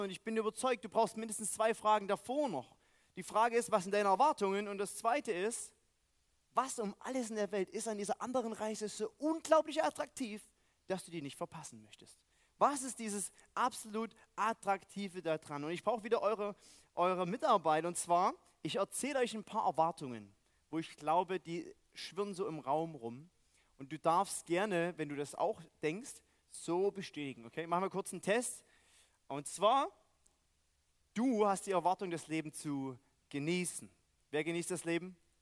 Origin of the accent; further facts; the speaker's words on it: East Germany, Germany; moved away; Weil ich aus dem Osten komme